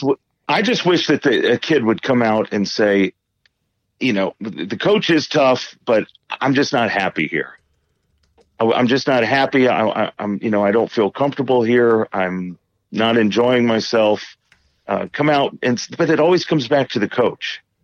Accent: Indiana, United States; I grew up in Indiana as an Indiana Hoosier basketball fan

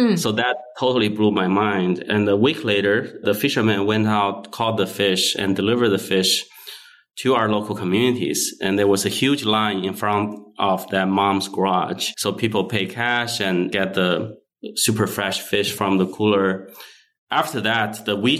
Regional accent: Wuhan, Hubei, China; moved away as an adult; also born or lived in Shanghai, China / Folsom, California / Bay Area, California; now in United States; I was born and raised in China

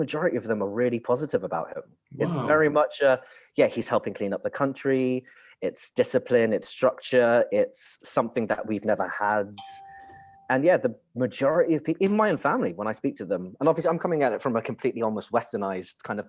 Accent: United Kingdom; I was born here

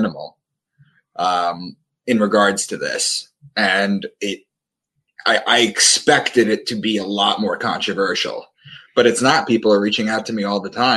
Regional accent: Long Island, New York, United States; moved away as an adult; also born or lived in Boston; I am from Long Island, where I live again now with my wife and our lovely home

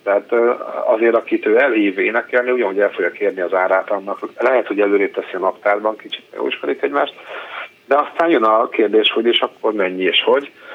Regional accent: Veszprém, Veszprém County, Hungary; gyerekkoromban Veszprémben

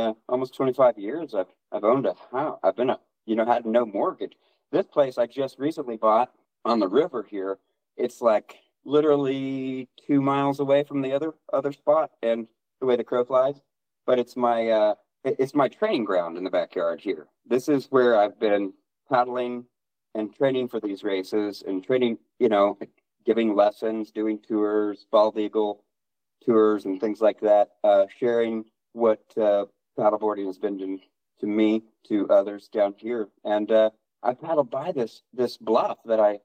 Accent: Oklahoma, United States; also born or lived in Hawaii / Colorado; I was born in Oklahoma, yes. Lived in Oklahoma a good probably portion of maybe half of my life

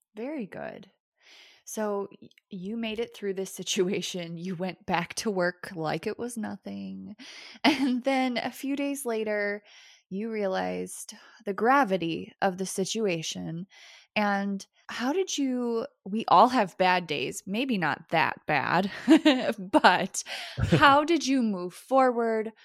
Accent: United States; as an American

